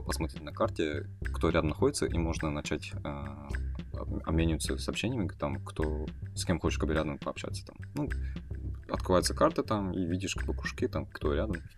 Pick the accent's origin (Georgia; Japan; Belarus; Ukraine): Japan; first language Kazakh; Russian is a second language; also born or lived in Kazakhstan; now in Berlin, Germany; я вырос в Японии. По обстоятельствам родителей